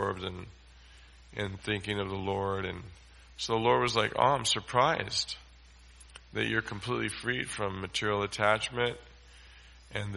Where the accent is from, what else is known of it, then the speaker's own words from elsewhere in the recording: United States; we come from America